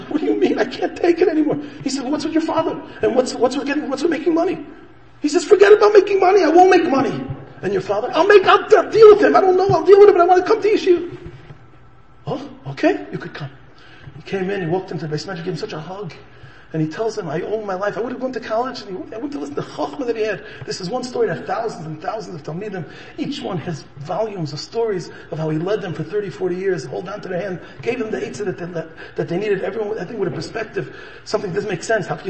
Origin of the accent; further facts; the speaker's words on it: Chicago, Illinois, United States; I'm a born and bred in Chicago